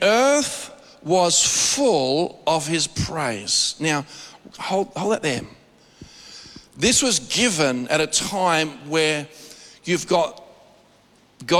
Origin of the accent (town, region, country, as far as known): Australia